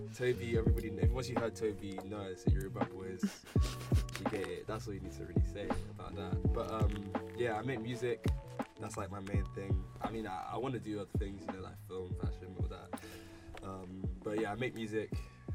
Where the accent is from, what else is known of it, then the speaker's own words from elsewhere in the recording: Croydon, London, United Kingdom; also born or lived in Lagos, Nigeria; I'm from Nigeria, but like, yes sir, but I'm from Croydon, but okay. I kind of grew up between Lagos and Croydon